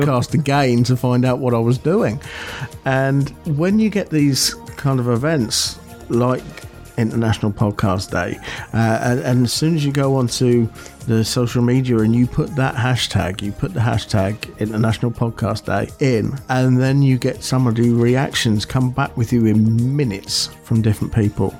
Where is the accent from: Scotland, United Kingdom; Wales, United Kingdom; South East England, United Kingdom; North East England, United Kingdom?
South East England, United Kingdom; Buckinghamshire; moved away; back in my hometown, they organised one. They have done for the last two or three years and it's called Big Bang in Bucks because it's in Buckinghamshire